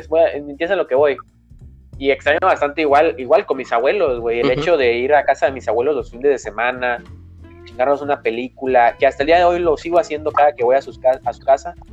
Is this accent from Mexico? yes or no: yes; Mexico; also born or lived in Argentina; yo nací en Argentina eh, por la crisis que hubo como en el 2000, 2001. Eh, mi papá y mi mamá nos tuvimos que mudar aquí a México y no tenía ni el año cuando nos mudamos. Así que he vivido toda mi vida aquí en México